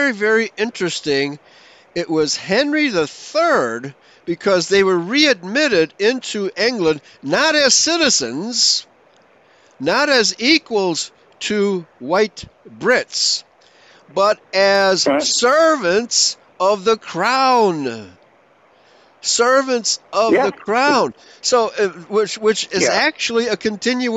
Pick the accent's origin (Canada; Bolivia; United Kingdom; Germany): Germany; now in United States; I was born in Germany